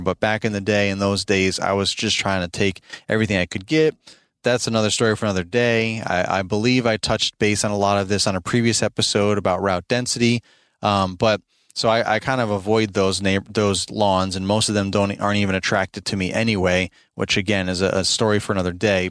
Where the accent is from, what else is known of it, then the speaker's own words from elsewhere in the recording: Albany, New York, United States; moved away as an adult; now in Midlothian, Virginia, United States; we're originally from New York, both my wife and I. I'm from Albany, New York